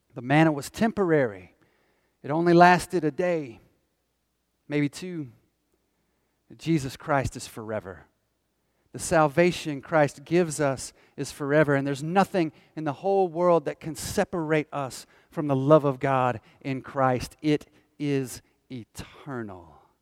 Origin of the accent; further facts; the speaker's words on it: Northwest Georgia, United States; I grew up in Northwest Georgia